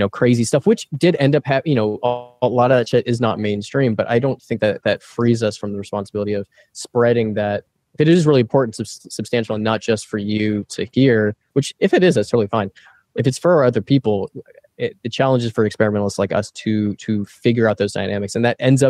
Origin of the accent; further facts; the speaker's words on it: Texas, United States; also born or lived in Austin; now in Chicago, United States; we're from Texas, so we can do a Hank Hill pretty well